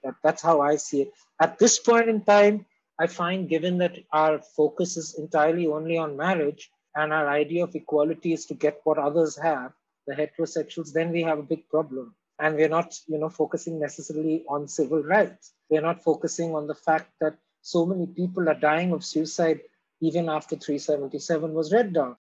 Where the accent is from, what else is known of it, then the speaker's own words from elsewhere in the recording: Mumbai, Maharashtra, India; also born or lived in Kolkata, India; now in Delhi, India; when I was born in Bombay or when I lived in Calcutta and here